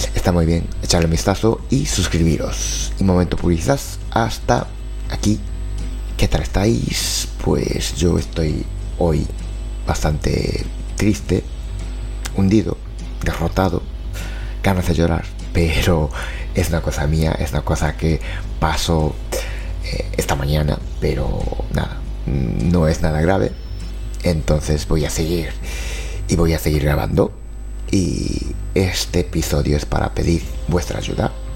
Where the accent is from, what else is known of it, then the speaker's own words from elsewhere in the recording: Japan; Spanish is a second language; moved away; soy de Japón